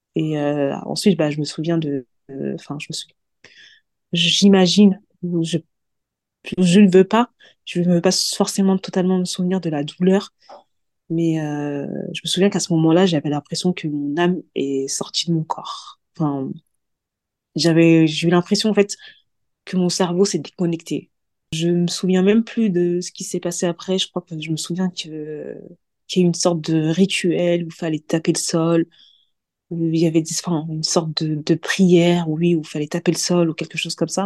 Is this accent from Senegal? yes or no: yes; Senegal; Je suis sénégalaise d'ethnie mandingo.